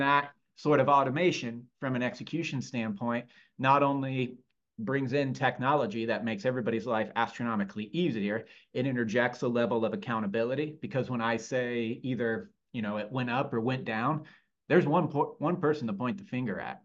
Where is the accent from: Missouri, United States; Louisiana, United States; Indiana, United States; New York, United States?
Indiana, United States; Lafayette; moved away as an adult; also born or lived in Chicago; born and raised in Lafayette, Indiana, and spent more or less the first 22 years of my life there